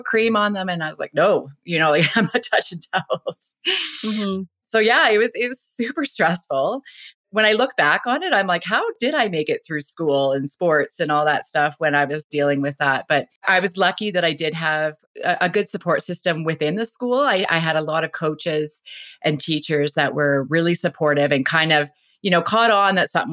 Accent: Whitby, Ontario, Canada; moved away; I grew up out east in Ontario. I was born and raised there in Whitby, Ontario

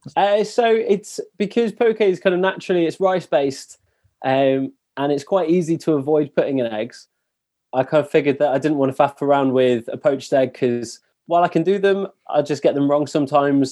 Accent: England, United Kingdom; also born or lived in Paris; being English

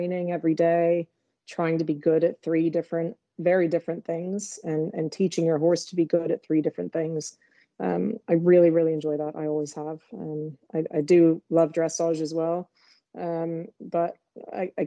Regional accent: Southern California, United States; I grew up in California, Southern California

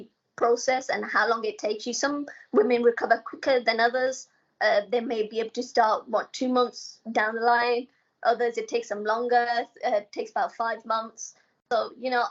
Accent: Coventry, West Midlands, United Kingdom; moved away as an adult; now in London, United Kingdom; I come from Coventry. I come from, like, a bend, a village, you know, and there's nothing really going on.

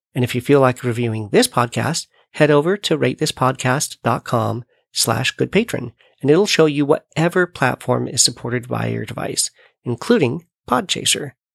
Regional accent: United States; my home country of the USA

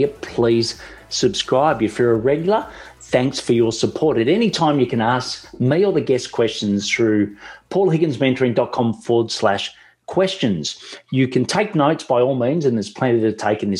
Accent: Australia; accent: Australian; my Australian accent

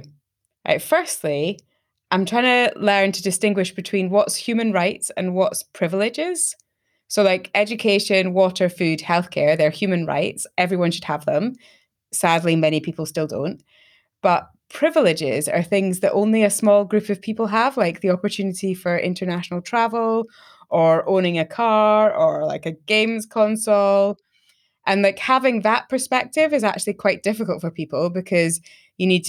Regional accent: Scotland, United Kingdom; I'm Scottish.

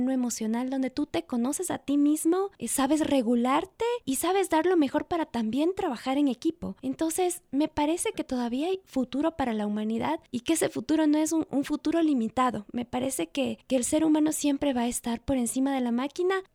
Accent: Ecuador; ¿Qué podemos hacer nosotros como ecuatorianos en medio de estos cambios tecnológicos?

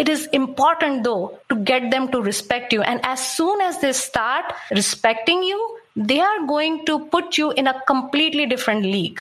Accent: India; moved away; I come from India

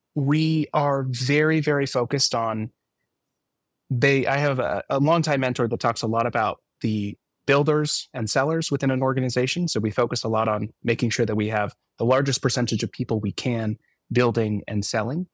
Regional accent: Palo Alto, California, United States; my hometown of Palo Alto

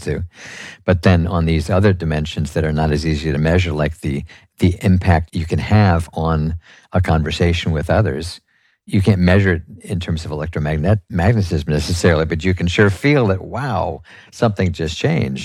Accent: New York City, New York, United States; I'm a New Yorker

